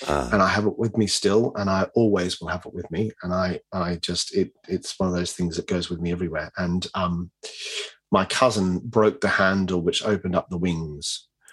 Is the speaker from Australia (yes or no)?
yes; Australia; moved away; as an Aussie growing up